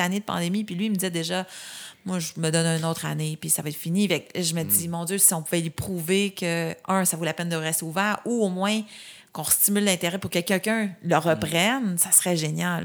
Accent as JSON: {"language": "French", "town": "Saint-Jean-sur-Richelieu", "region": "Quebec", "country": "Canada", "said": "je viens de Saint-Jean-sur-Richelieu, la Montérégie."}